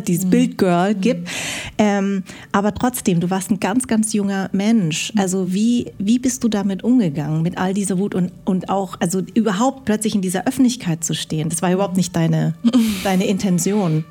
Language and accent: German; Darmstadt, Hesse, Germany; ich bin in Darmstadt geboren, aber meine Eltern kommen aus Vietnam